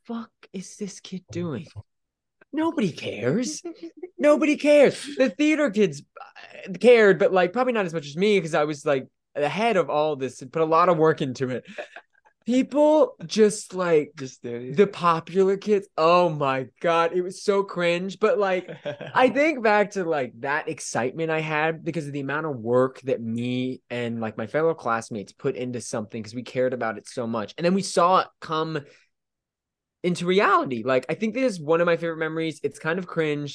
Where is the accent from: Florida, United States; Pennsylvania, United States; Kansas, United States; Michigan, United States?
Florida, United States; So I grew up in Florida.